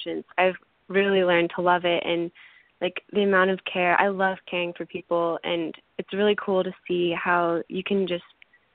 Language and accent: English; Kansas City, Kansas, United States; moved away as an adult; now in Nashville, United States; I grew up in Kansas City, Kansas